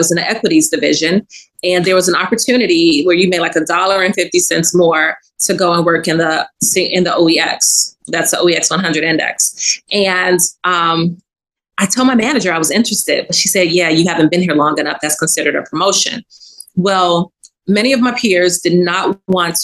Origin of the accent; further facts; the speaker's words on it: Chicago, Illinois, United States; I grew up on the West Side of Chicago, public housing, single mother, hardworking single mother